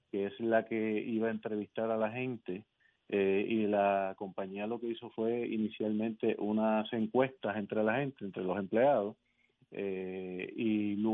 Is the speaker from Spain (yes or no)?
no; Guayanilla, Puerto Rico; soy de aquí, yo soy del patio, soy puertorriqueño.